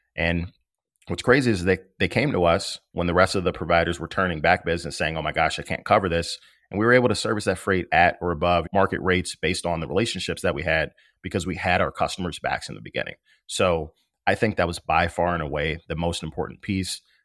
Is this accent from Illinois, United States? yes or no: yes; Maywood, Illinois, United States; also born or lived in Bloomington, Illinois; now in Chicago, United States; I'm from Maywood, Illinois. It is the west side of Chicago, about ten miles west of the Loop. I grew up there